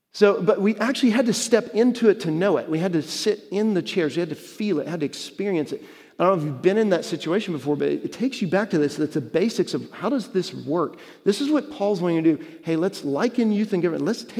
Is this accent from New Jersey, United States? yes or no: no; Texas, United States; moved away; I was growing up in Texas